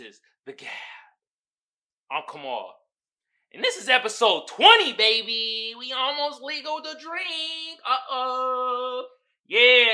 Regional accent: Bay Area, California, United States; I'm from the Bay Area

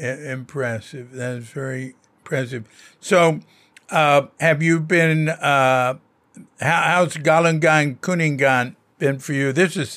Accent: Fort Worth, Texas, United States; moved away as an adult; also born or lived in San Francisco area, California; now in Bali, Indonesia; I come from Fort Worth, Texas.

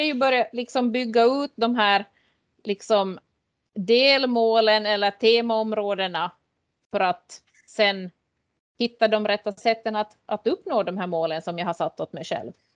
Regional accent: Lappfjärd, Ostrobothnia, Finland; jag är uppväxt i Lappfjärd och Härkmari

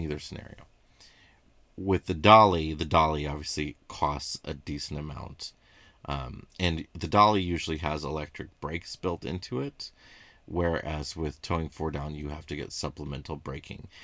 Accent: northwestern Illinois, United States; I grew up water skiing and boating on the Mississippi in an area called the Quad Cities, which is in northwestern Illinois

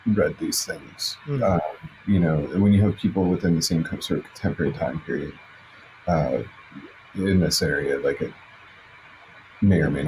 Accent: Chicago, Illinois, United States; moved away; I'm originally from Chicago

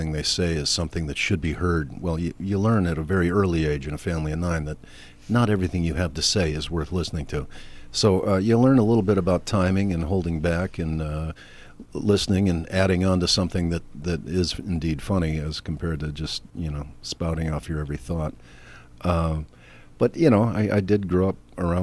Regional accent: Wilmette, Illinois, United States; I grew up in Wilmette, Illinois.

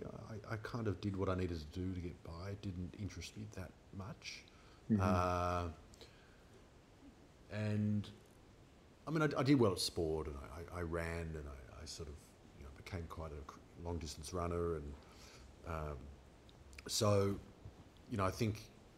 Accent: Melbourne, Victoria, Australia; also born or lived in Asia; I was born in Melbourne

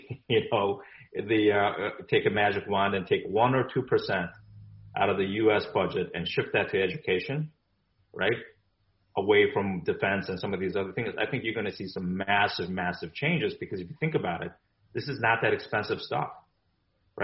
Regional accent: South Korea; now in United States; I'm originally from Korea. I was born in Korea.

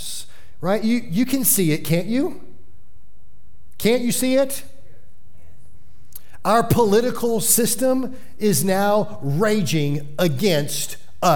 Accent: Florida, United States; I'm from Florida.

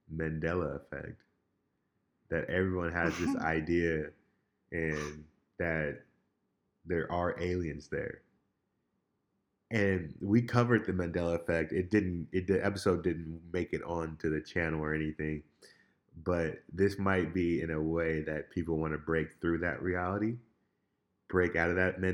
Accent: United States; as an American

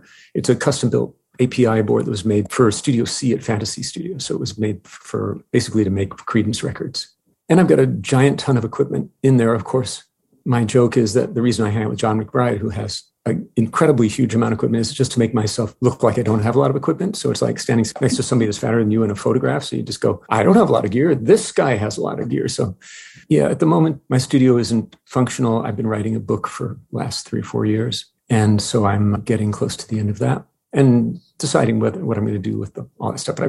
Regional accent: Princeton, New Jersey, United States; born there; also born or lived in New York City / La Jolla / Montreal / France; I was born in Princeton, New Jersey, lived there when I was in second grade, lived in New York City, La Jolla, California, Montreal, Amsterdam for some months, where my wife is from.

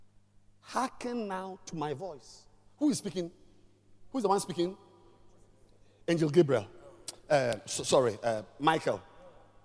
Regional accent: Volta, Ghana; I'm from the Volta region

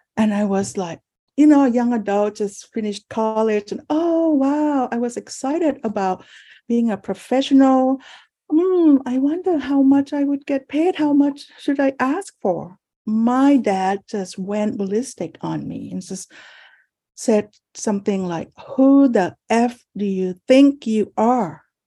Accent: Thailand; now in San Francisco, United States; I was born in Thailand, and I'm the first child of four children

